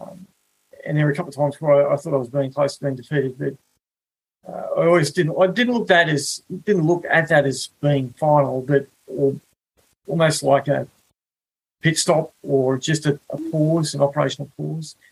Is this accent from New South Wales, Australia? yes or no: yes; Wollongong, New South Wales, Australia; moved away as an adult; also born or lived in Alice Springs; now in New York, United States; I grew up in Wollongong, a uh, you know, beautiful place